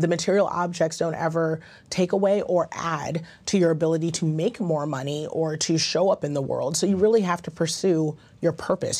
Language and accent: English; Ghana; I'm Ghanaian, that's how we were raised